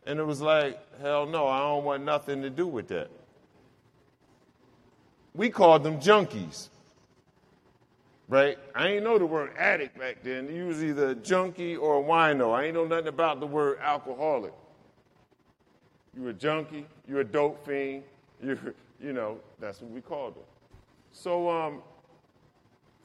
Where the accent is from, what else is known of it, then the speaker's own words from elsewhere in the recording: New York, United States; also born or lived in Newark, New Jersey; I grew up in New York